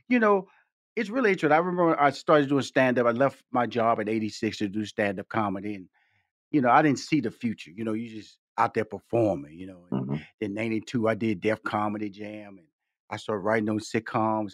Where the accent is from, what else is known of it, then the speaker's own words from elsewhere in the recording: Houston, Texas, United States; I come from Fifth Ward, Texas, six sisters, two brothers. And I remember my parents, you know, we born in, I was born in Houston, Texas